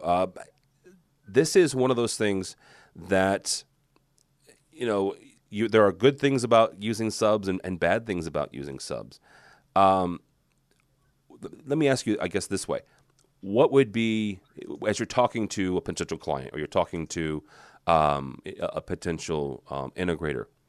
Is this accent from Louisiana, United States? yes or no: no; St. Louis, Missouri, United States; I'm from St. Louis